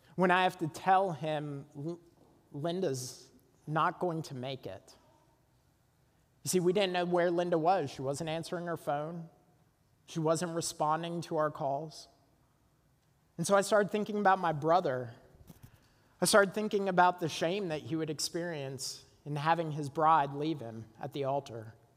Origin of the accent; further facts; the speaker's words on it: Burlington, Ontario, Canada; Burlington, Ontario, overlooking Lake Ontario, my hometown.